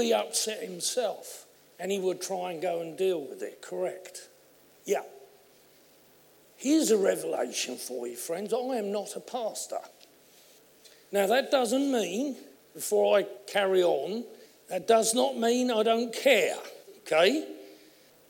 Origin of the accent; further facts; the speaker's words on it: Essex, East of England, United Kingdom; I come from Essex, as you know, and I've always had a large voice